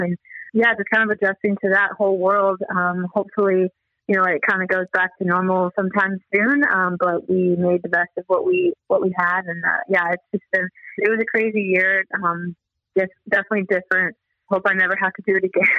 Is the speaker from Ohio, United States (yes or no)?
no; Des Moines, Iowa, United States; I grew up in Des Moines, Iowa